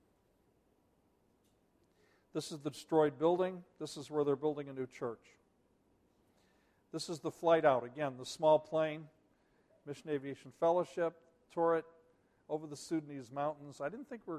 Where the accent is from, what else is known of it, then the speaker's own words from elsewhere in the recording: United States; as an American